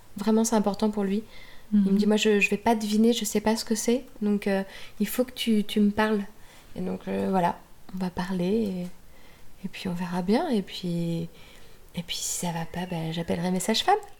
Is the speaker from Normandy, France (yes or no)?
yes; Normandy, France; now in Munich, Germany; si j'étais en Normandie, est-ce que je suis normande Bah oui